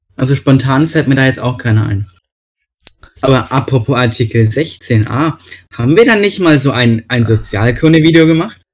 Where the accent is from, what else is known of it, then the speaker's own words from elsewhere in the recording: Bavaria, Germany; hier bei uns in Bayern